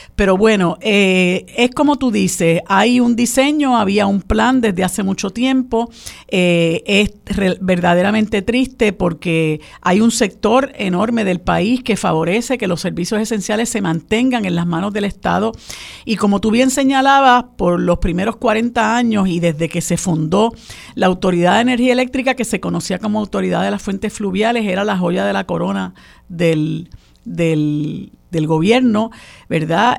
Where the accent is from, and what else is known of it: Puerto Rico